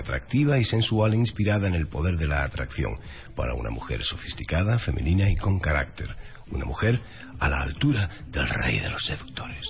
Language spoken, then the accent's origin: Spanish; Málaga, Andalusia, Spain; accent: Andalusian; moved away; Yo soy de Málaga, Marbella es un pueblo de la provincia de Málaga.